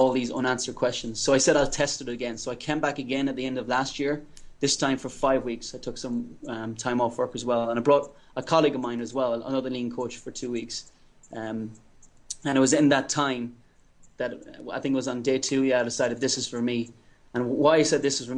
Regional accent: Ireland; moved away as an adult; also born or lived in United States / England; now in Tanzania; I'm from Ireland

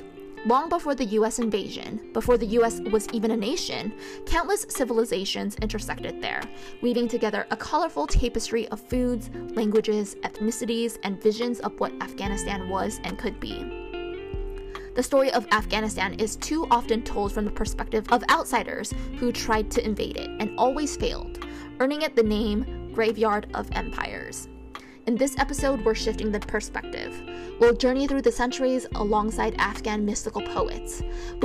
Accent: United States; even though I'm American, I never felt American enough

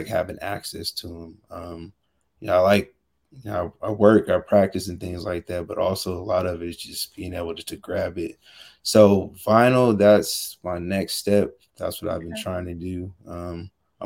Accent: California, United States; also born or lived in Washington, D.C.; I'm from California

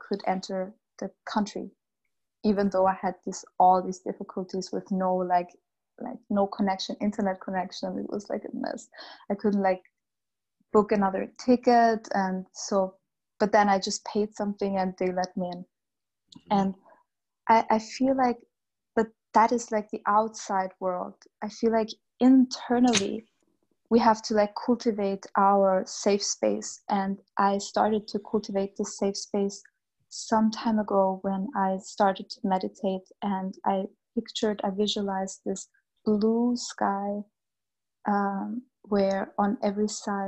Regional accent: Bosnia & Herzegovina; born there; moved away; I was born in a very, I was born in Bosnia mm-hmm. In 1990, where there was a war, a civil war.

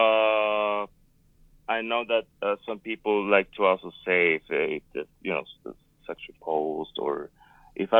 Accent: Puerto Rico; also born or lived in Northern Nevada; now in Nevada, United States; I am from Puerto Rico. I am right now living in Northern Nevada.

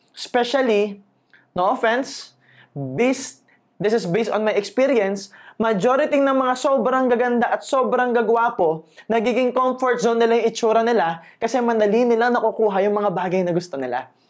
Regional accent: Laguna, Calabarzon, Philippines; taga Laguna ako

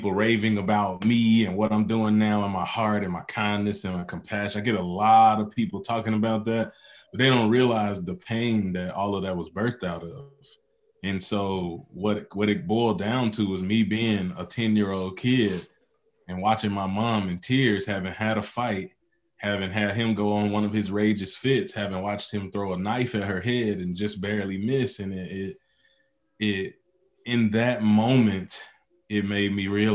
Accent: Mississippi, United States; Then I grew up in Mississippi, which is one of the poorest states

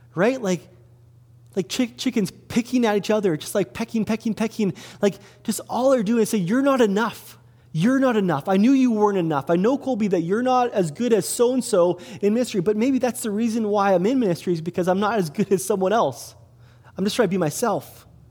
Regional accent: Kelowna, British Columbia, Canada; also born or lived in Salmon Arm; I grew up in Kelowna. I grew up on 816 Leon Avenue, downtown Kelowna

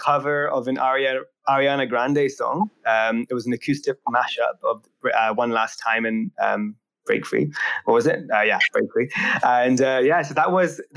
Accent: United Kingdom; I am a British entrepreneur

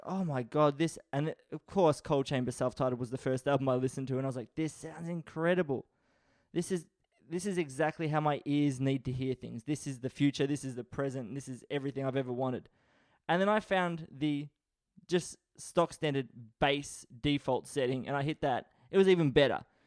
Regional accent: Australia; I was born in Australia.

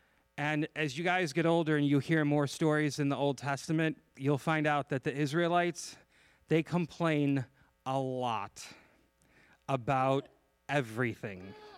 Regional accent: Chicago, Illinois, United States; I came from Chicago.

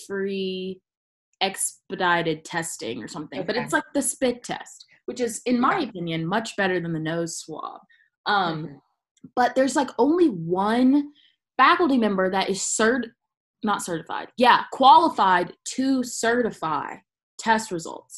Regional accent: Columbia, South Carolina, United States; We both went and danced and lived in Columbia, South Carolina.

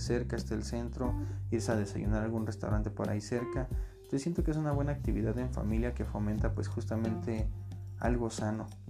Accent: Mexico; yo soy mexicano de corazón

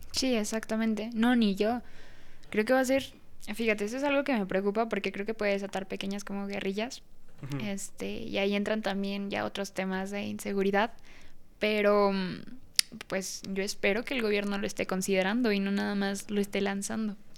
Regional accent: Mexico; si nací en México

